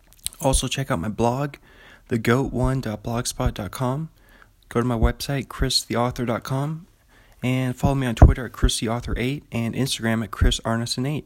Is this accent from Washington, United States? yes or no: yes; Pullman, Washington, United States; I'm from Pullman, Washington.